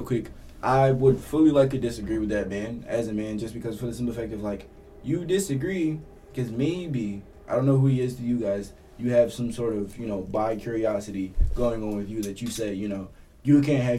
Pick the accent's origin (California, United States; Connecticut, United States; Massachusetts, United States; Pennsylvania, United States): Pennsylvania, United States; Philadelphia; Like, I remember growing up in North Philly